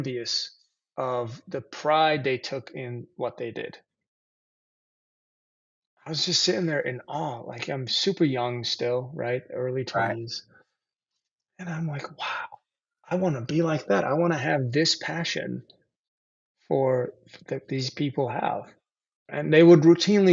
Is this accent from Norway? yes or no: no; Turkey; moved away; I grew up in Turkey